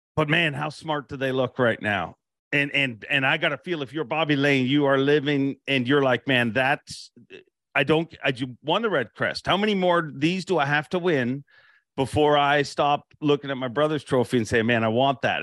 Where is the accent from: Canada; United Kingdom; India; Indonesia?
Canada; I'm Canadian